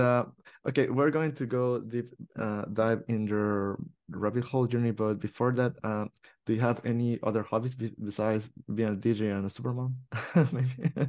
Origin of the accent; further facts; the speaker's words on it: El Salvador; now in Barcelona, Spain; I was from El Salvador